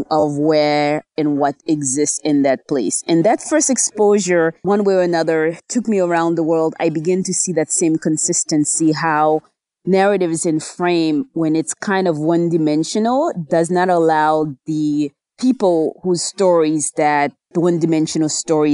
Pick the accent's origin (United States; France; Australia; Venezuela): United States; New Jersey; also born or lived in Haiti; I was born in Haiti. I grew up in New Jersey, did junior high, high school, graduate schools in the U.S.